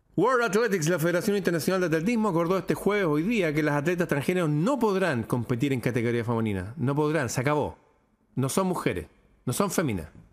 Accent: Chile; cosas que pasan en mi país

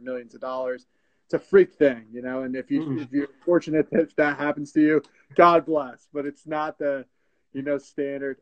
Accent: Glen Rock, New Jersey, United States; I grew up in Bergen County, New Jersey, more pointedly Glen Rock

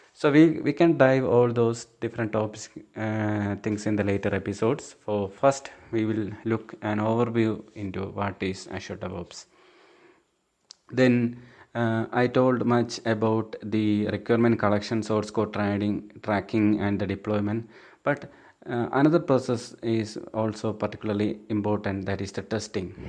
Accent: Thiruvananthapuram, Kerala, India; I'm from Thiruvananthapuram, Kerala state.

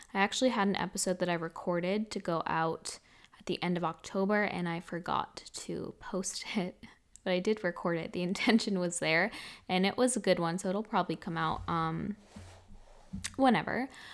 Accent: Massachusetts, United States; moved away as an adult; also born or lived in Hawaii / Miami / Los Angeles / Bali; we're both in Massachusetts

